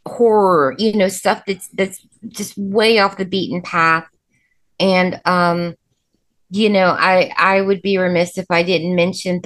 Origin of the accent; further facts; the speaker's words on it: Indianapolis, Indiana, United States; We're from Speedway in Indianapolis, you know, big city, crazy place, but we moved to the suburbs.